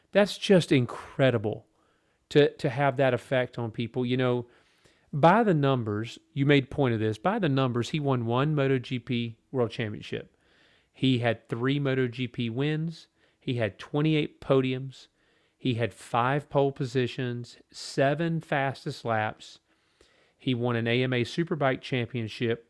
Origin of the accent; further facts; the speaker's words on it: United States; as an American fan